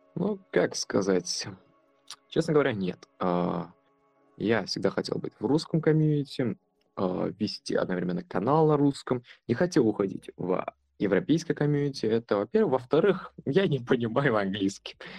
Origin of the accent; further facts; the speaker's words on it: Kazakhstan; я родом с Казахстана